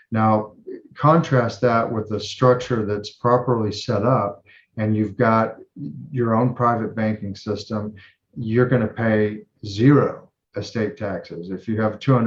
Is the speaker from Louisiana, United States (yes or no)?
no; North of Dallas, Fort Worth area in North Texas, United States; North of Dallas, Fort Worth area in North Texas.